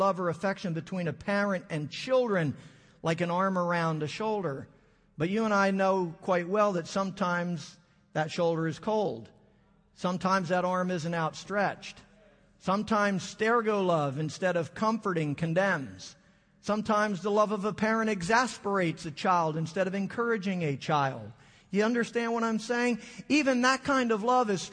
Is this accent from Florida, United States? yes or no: no; Philadelphia, Pennsylvania, United States; I'm from the Philadelphia area